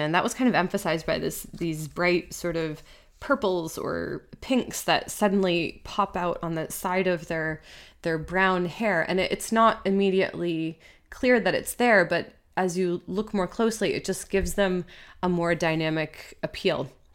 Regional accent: United States; now in Switzerland; I'm American

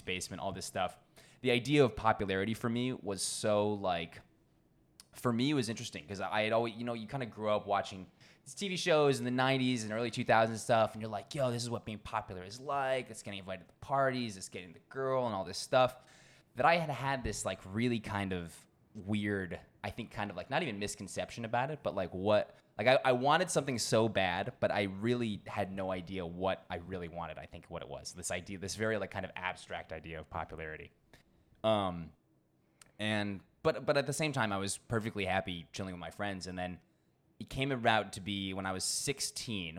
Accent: Washington, District of Columbia, United States; moved away as an adult; also born or lived in Cambridge, Massachusetts / Rennes, France; now in Bangkok, Thailand; I spent the first few years there before my parents actually ended up moving down to D C. So most of my childhood

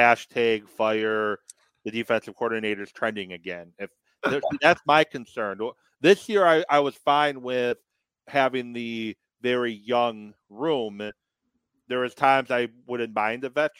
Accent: Madison, Wisconsin, United States; I grew up in Madison

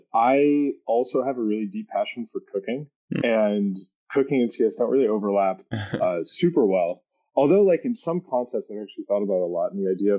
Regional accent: Southern California, United States; moved away as an adult; also born or lived in New York City, United States / Napa, California, United States; now in Somerville, United States; I grew up in California. My family is from Massachusetts, though.

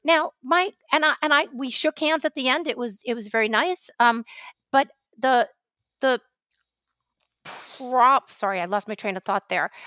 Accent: New York, United States; a pissed off New Yorker

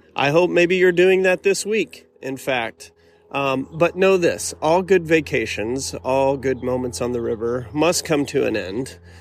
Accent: Arkansas, United States; here in the beautiful state of Arkansas, my home state

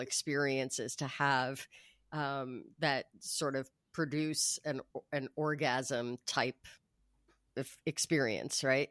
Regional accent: New York, United States; now in Los Angeles, United States; I grew up in New York. I live in Los Angeles

